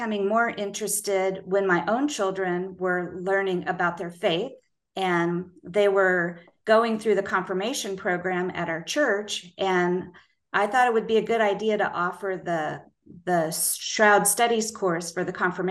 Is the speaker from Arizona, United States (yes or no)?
no; Boulder, Colorado, United States; a member of the church that I attended growing up in Boulder, Colorado